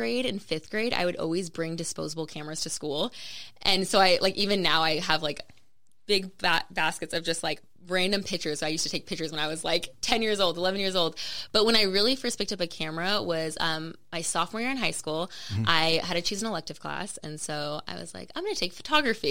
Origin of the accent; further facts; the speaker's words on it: Las Vegas, Nevada, United States; I'm born and raised in Vegas.